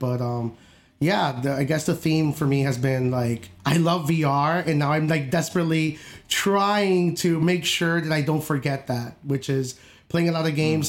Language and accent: English; upstate New York, United States; I'm from New York, I'm from upstate